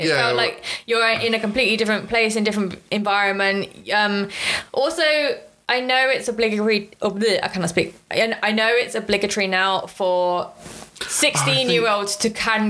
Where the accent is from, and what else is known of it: United Kingdom